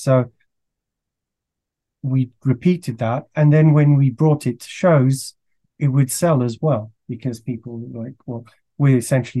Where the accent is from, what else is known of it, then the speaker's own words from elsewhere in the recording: France; also born or lived in Belgium; I grew up in France and Belgium, so that has a strong comic culture.